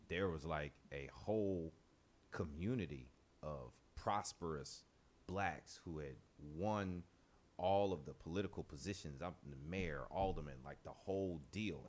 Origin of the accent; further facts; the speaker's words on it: New Orleans, Louisiana, United States; growing up in New Orleans